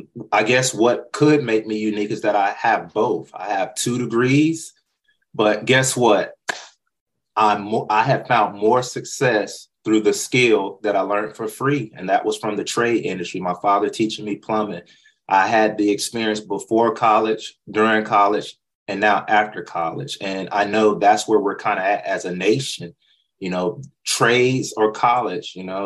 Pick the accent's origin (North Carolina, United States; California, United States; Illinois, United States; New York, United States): North Carolina, United States; And I love North Carolina. That's where I was born and raised.